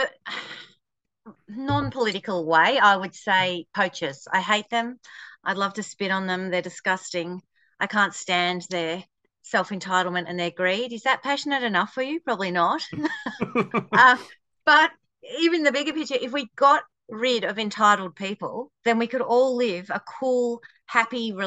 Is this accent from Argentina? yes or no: no; Australia; I am an Australian author.